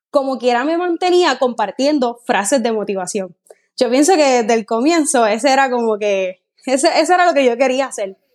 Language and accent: Spanish; Guayama, Puerto Rico; una chica puertorriqueña, soy de Puerto Rico. Tengo 26 años de edad, aunque a la mayoría de las personas les digo que tengo 27.